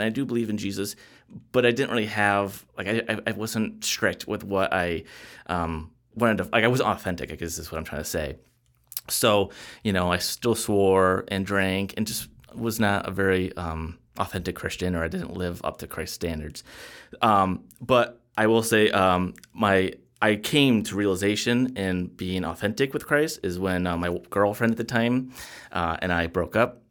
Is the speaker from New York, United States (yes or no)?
yes; Jamestown, New York, United States; I was born in Jamestown, New York, and that's the same hometown that Lucy Ball was born